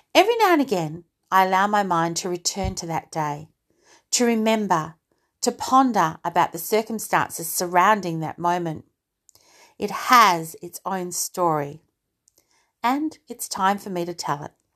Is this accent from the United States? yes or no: no; Australia; also born or lived in United Kingdom; I'm an Aussie, but I was born in the U K